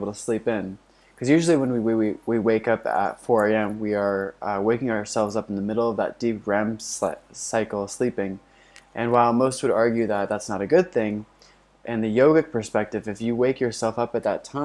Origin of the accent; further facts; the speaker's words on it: Florida, United States; my house that I grew up in Florida